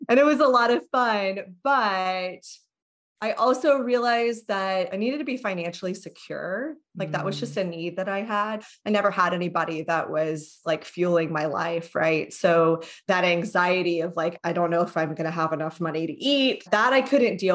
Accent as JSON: {"language": "English", "region": "Texas", "country": "United States", "moved": "as an adult", "said": "I'm from Texas"}